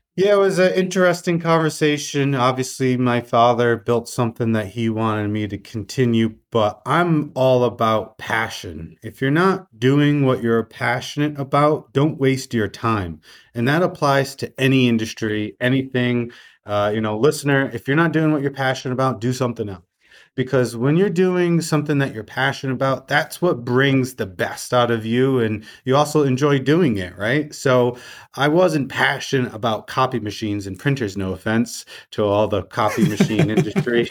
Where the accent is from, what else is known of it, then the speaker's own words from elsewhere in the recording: Rhode Island, United States; I'm a true Rhode Islander, I stay within the state.